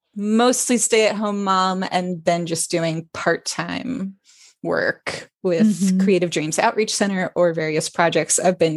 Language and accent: English; Florida, United States; And then I grew up in Florida and moved around a lot.